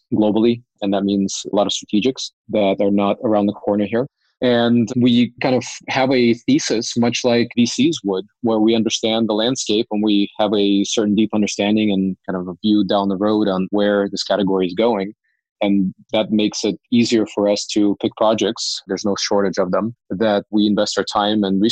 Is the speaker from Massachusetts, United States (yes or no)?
no; Cupertino, California, United States; also born or lived in Ukraine; grew up in Cupertino, went to the same high school as Steve Jobs